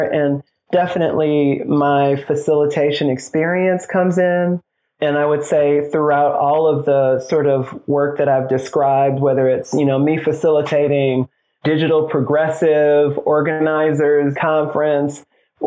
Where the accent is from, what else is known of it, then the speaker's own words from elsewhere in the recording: Detroit, Michigan, United States; moved away; I'm from Detroit. I'm a big city boy.